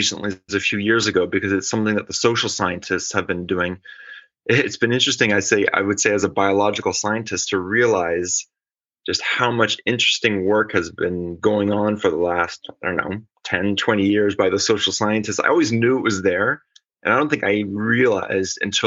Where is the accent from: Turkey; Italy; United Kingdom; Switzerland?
Switzerland; Geneva; moved away; also born or lived in California, United States / Syracuse, New York, United States / Texas, United States / Rennes, France; I found myself moving back to Switzerland, to Geneva, my hometown